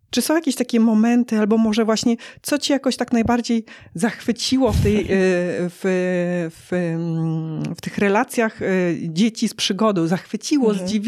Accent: Toruń, Kuyavian-Pomeranian Voivodeship, Poland; now in Warsaw, Poland; Nie, nie jestem z Warszawy. Mhm. Jestem z e, Torunia, jestem

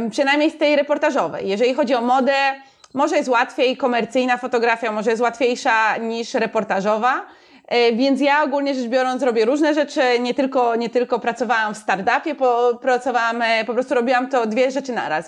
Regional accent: Sosnowiec, Silesian Voivodeship, Poland; moved away as an adult; also born or lived in Wrocław; now in Barcelona, Spain; ja się urodziłam w Sosnowcu, e, tam mieszkałam właściwie do 18 roku życia

